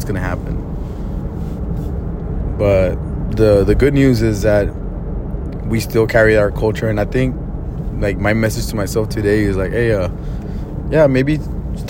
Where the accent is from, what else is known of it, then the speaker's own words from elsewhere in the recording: Laredo, Texas, United States; also born or lived in Chicago; I remember when I moved from Chicago to Laredo